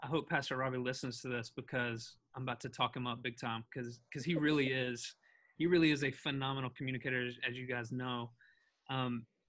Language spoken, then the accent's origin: English; the South, United States; now in Hendersonville, United States; I grew up in the South.